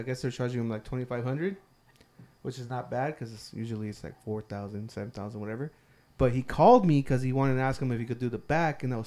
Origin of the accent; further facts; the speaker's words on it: Riverside, California, United States; We grew up in Riverside